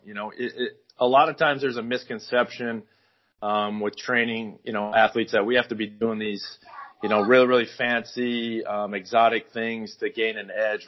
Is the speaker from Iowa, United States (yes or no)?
yes; Northwest Iowa, United States; moved away; also born or lived in Arizona / Los Angeles / Hawaii; I grew up in Northwest Iowa